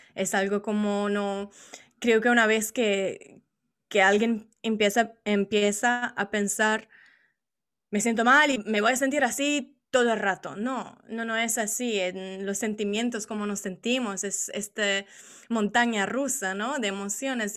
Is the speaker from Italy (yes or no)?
yes; Italy; Spanish is a second language; originariamente soy italiana